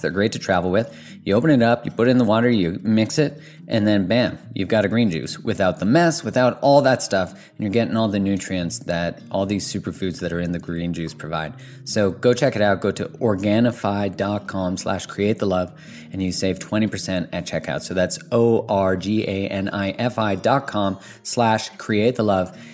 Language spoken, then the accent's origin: English; Alberta, Canada; I'm from Alberta, which is like the Texas of Canada